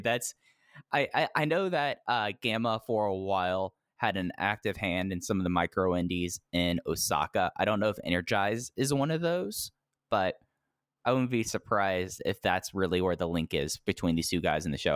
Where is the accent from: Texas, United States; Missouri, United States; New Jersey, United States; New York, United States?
Texas, United States; growing up in Texas